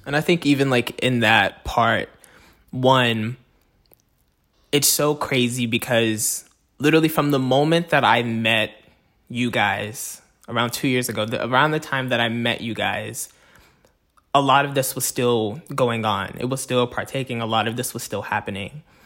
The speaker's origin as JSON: {"language": "English", "town": "Fayetteville", "region": "Arkansas", "country": "United States", "tie": "born or raised there", "said": "was born and raised in Fayetteville, Arkansas"}